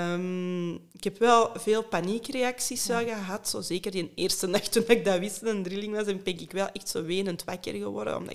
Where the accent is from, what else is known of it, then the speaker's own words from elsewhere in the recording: Hoogstraten, Flanders, Belgium; now in Mortsel, Belgium; ik ben eigenlijk van Hoogstraat